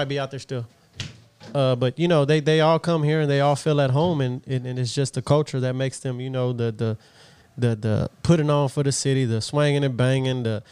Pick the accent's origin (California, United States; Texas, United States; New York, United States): Texas, United States; Houston; My dad kept us in sports and stuff in Denver Harbor, and we, you know, we stayed tight-knit family